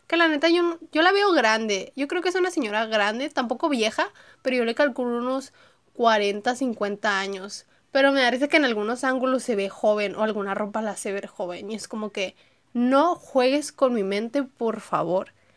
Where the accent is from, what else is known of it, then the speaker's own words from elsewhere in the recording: Monterrey, Nuevo León, Mexico; yo soy de Monterrey, Nuevo León, entonces soy una niña regia